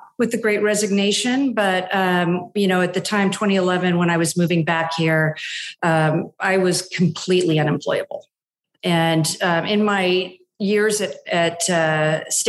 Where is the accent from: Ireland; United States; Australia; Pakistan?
United States; East Bay, San Francisco Bay Area, California; moved away as an adult; also born or lived in East Coast; So I'm from the Bay Area. I grew up in the East Bay, born and raised, just spent, my whole life out here